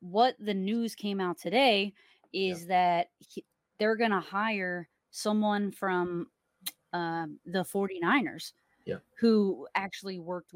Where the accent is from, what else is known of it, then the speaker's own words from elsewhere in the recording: New Jersey, United States; accent: South Jersey Philly; moved away as an adult; also born or lived in Philadelphia, Pennsylvania; now in Miami, United States; I'm from South Jersey, like cool. New Jersey, and I will spend a lot of time in Philly